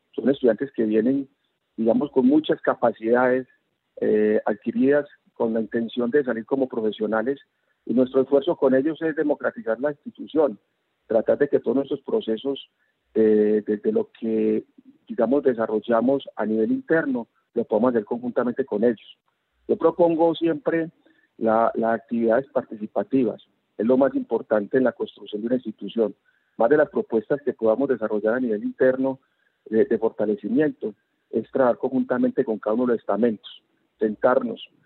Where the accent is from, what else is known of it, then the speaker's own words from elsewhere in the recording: Antioquia, Colombia; Somos un departamento paisa